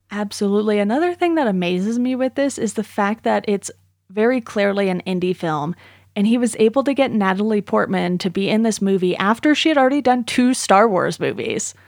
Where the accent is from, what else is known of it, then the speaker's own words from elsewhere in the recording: Orange County, California, United States; also born or lived in Philadelphia; I grew up outside of Los Angeles in Orange County